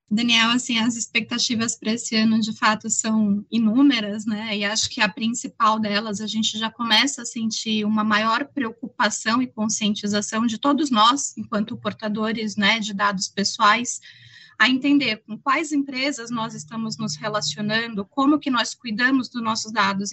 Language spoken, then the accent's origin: Portuguese; Brazil; a gente aqui, enquanto brasileiro